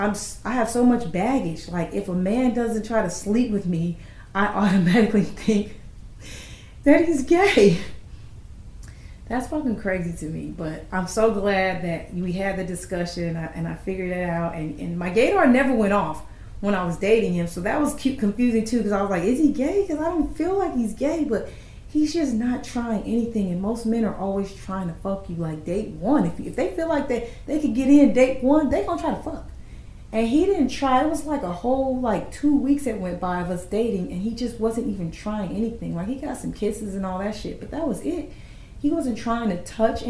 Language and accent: English; Los Angeles, California, United States; moved away; my hometown